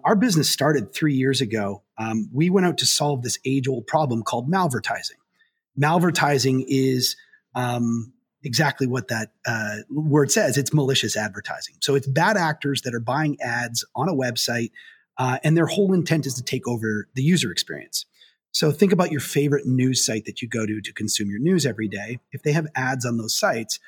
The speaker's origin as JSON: {"language": "English", "country": "Canada", "also_born_or_lived": "Waterloo, Ontario", "moved": "as an adult", "lives_now": "United States", "said": "I am Canadian, but I'm also American. So I moved down here about 20 years ago now."}